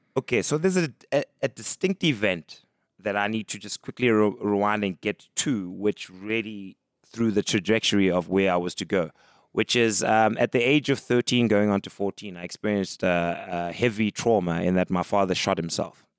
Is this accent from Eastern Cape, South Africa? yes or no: yes; East London, Eastern Cape, South Africa; also born or lived in Mdantsane, Ciskei; grew up in the Eastern Cape, East London primarily